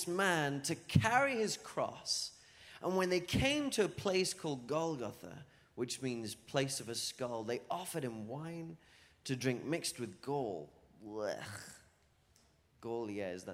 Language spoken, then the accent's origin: English; England, United Kingdom; moved away as an adult; now in Florida, United States; I'm from England. But lived here in Florida for like 8 years. 8 years now, so you might hear a little bit of a twang in my accent.